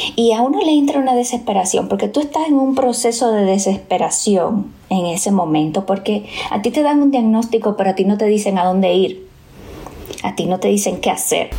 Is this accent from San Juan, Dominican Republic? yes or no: no; Bonao, Monseñor Nouel, Dominican Republic; tengo que regresar de nuevo a mi pueblo